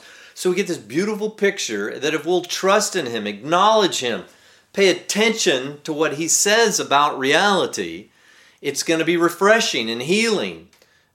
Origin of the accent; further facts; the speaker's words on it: Texas, United States; growing up in Texas